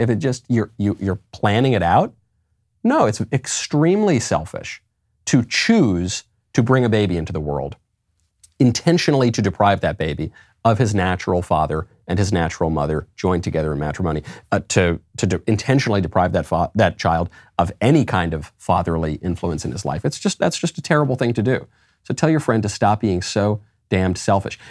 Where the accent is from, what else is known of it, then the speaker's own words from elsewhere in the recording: New York, United States; I say coffee because I'm from New York